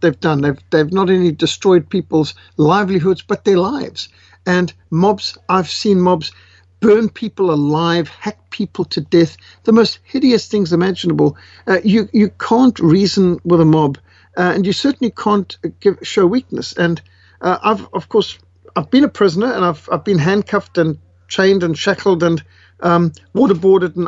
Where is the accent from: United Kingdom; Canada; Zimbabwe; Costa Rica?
Zimbabwe; moved away; I was born in Africa, raised in war-torn Rhodesia